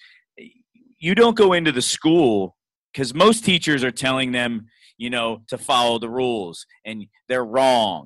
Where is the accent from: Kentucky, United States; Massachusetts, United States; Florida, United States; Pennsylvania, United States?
Pennsylvania, United States; Reading; I'm from Reading too